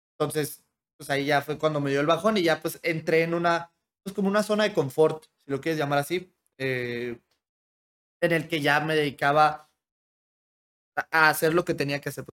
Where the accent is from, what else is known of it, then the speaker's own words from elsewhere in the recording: Hermosillo, Sonora, Mexico; moved away; nací en Hermosillo porque en Hermosillo la gente es mucho más abierta